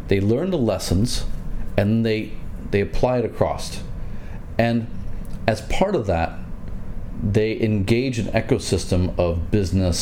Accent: United States; moved away as an adult; now in China; I'm American. Yeah. And I spent a year back home last year.

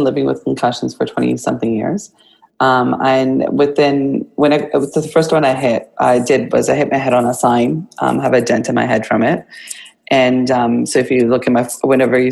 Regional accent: Kamloops, British Columbia, Canada; now in Vancouver, Canada; born and raised in Canada, Kamloops

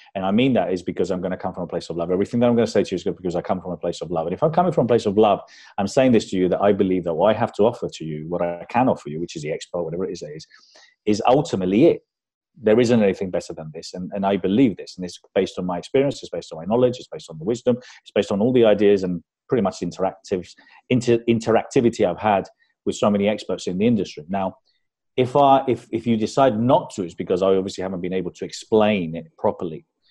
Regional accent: Spain; also born or lived in London; I was brought up in London, and uh, but when we moved back to Spain, because we moved back there when I was nine

